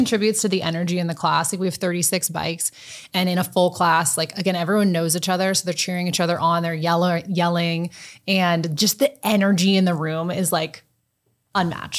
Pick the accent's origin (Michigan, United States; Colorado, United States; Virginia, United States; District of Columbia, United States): District of Columbia, United States; Washington; moved away as an adult; also born or lived in Louisville, Kentucky; now in Omaha, United States; I am from Washington, D C, born and raised.